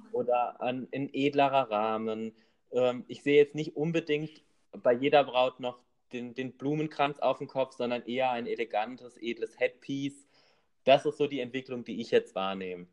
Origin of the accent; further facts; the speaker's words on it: Rhineland-Palatinate, Germany; bei uns in der Pfalz